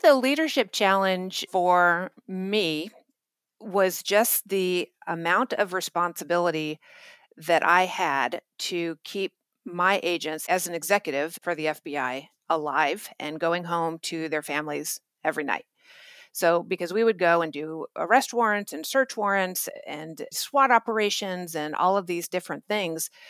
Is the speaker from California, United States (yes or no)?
yes; Orange County, California, United States; also born or lived in Germany; a cocktail waitress from Orange County, California.